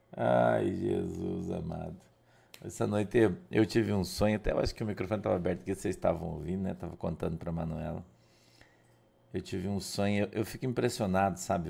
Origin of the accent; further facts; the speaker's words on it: Curitiba, Paraná, Brazil; moved away as an adult; now in Guaratuba, Brazil; A gente tinha uma casa é, num bairro de Curitiba, já muito antiga, muito antiga. Já estava bem velha quando eu fui morar lá, né? E morei até eu vim embora para Guaratuba, acho que 14, 13, 14 anos atrás eu vim morar para Guaratuba. Mas é, aquela casa foi onde eu nasci